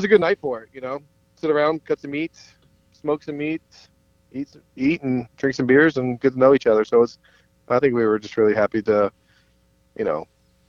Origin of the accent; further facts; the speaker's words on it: Kentucky, United States; also born or lived in New York; now in Minnesota, United States; I'm in Minnesota currently. I'm originally from Kentucky as well